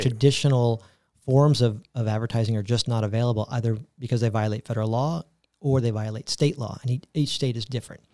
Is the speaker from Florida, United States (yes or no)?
yes; Tampa, Florida, United States; also born or lived in New York; I am a native Floridian, born and raised in Tampa, Florida